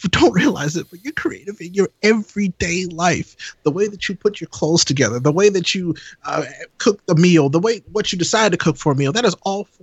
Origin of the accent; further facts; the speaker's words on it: St. Louis, Missouri, United States; I'm from St. Louis